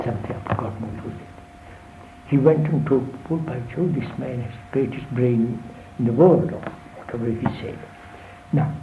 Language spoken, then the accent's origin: English; India; I'm just an Indian